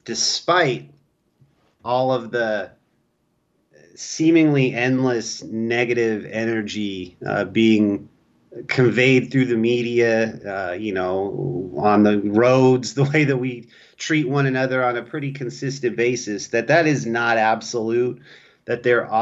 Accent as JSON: {"language": "English", "region": "California", "country": "United States", "also_born_or_lived": "North Dakota", "said": "When you come in talking about I'm from California, they will judge you harshly in North Dakota for that."}